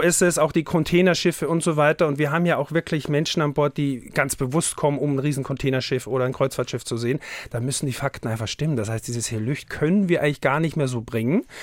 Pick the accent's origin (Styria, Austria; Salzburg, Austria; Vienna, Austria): Styria, Austria; Haus; now in Hamburg, Germany; Haus im Enztal ist mein Heimatort. Das ist in der Dachstein-Dauern-Region, der höchste Berg in der Steiermark.